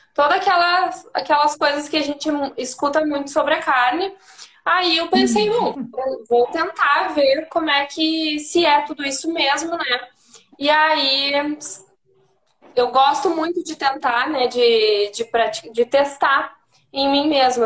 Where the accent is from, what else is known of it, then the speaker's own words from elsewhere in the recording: Santana do Livramento, Rio Grande do Sul, Brazil; now in Porto Alegre, Brazil; eu sou de, do interior, né? De Santana do Livramento, mas eu moro em Porto Alegre já faz 15 anos